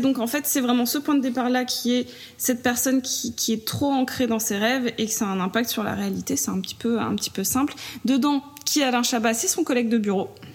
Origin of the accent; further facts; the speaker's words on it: south of France, France; je viens du sud de la France